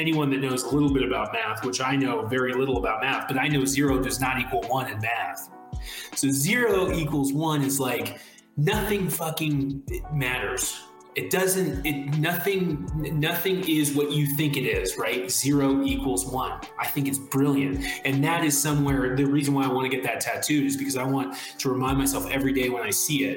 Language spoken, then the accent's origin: English; South Carolina, United States; born or raised there